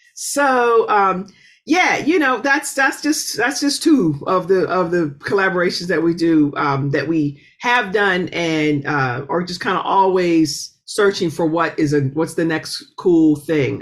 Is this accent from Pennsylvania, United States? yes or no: yes; Pittsburgh, Pennsylvania, United States; moved away; I'm originally from Pittsburgh uh, which is an incredibly musical city